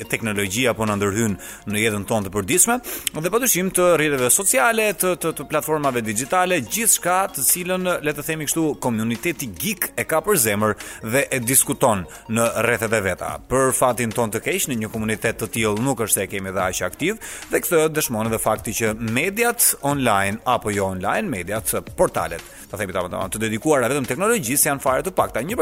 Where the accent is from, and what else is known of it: Albania